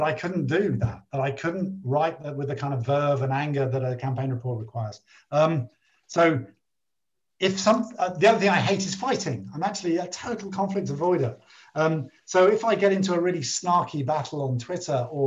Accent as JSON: {"language": "English", "country": "United Kingdom", "said": "I'm very British"}